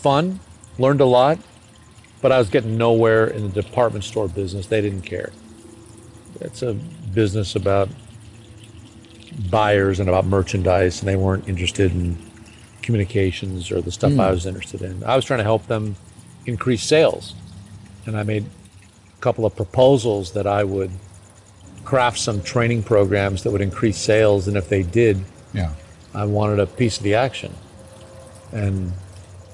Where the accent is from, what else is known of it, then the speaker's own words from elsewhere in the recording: Glendale, California, United States; Not far from here. I grew up in Glendale.